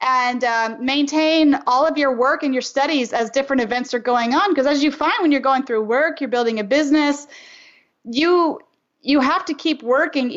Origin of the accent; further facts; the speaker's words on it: Louisiana, United States; I'm from Louisiana